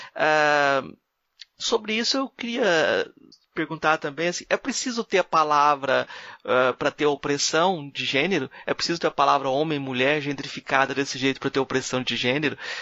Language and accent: Portuguese; Brazil; como brasileiro